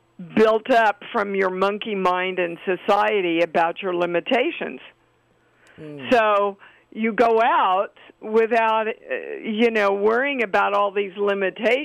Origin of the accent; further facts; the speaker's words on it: Kansas City, United States; my upbringing and being raised in Kansas City